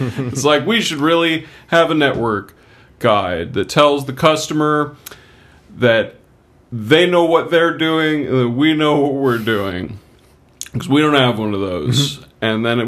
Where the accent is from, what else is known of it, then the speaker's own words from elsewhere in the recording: United States; As an American